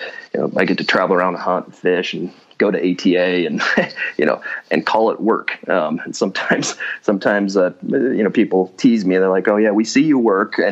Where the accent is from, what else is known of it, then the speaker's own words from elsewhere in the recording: Washington, United States; moved away as an adult; also born or lived in Seattle, Washington; now in North Idaho, United States; I was born and raised in Washington State, kind of grew up in the mountains up north of Spokane